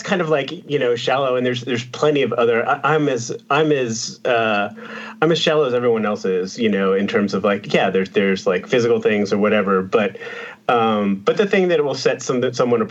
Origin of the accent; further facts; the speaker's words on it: Texas, United States; I'm from Texas